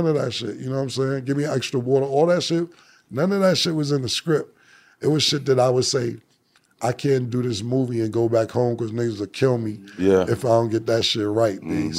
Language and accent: English; Harlem, New York, United States; I'm from Harlem, everybody knows the story.